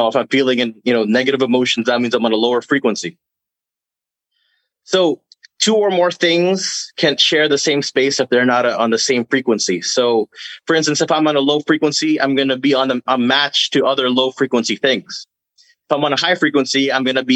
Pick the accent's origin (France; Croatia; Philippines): Philippines; now in Canada; I'm from the Philippines, and my grandfather comes from the northern region where the natives